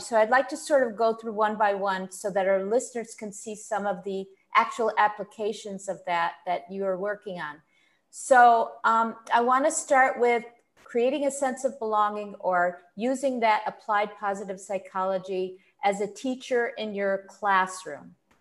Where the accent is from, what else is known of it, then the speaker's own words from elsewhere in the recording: Buffalo, New York, United States; I grew up in Buffalo, New York